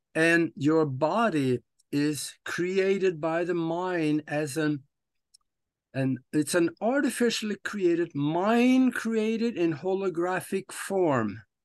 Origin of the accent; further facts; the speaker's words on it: Norway; moved away as an adult; now in United States; I am living in the United States of America right now, but I was born and raised in Norway